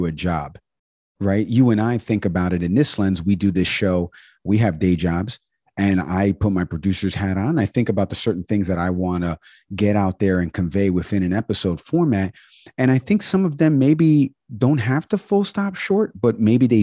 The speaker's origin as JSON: {"language": "English", "region": "New York", "country": "United States", "accent": "New York", "said": "my New York accent"}